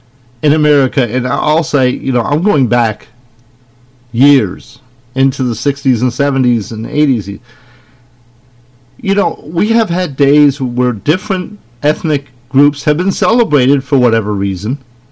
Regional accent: Scotland, United Kingdom; now in United States; Except me, I'm a Scotsman, and I will not give up my sovereignty.

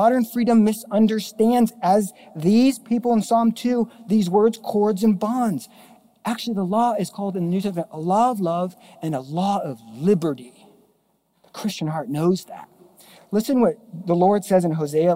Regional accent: Mission Viejo, California, United States; moved away; We grew up in Southern Orange County, Mission Viejo

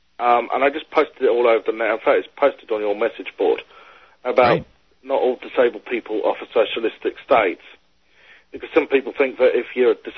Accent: South Africa; Yeah, I am South African. Okay. I'm originally from South Africa.

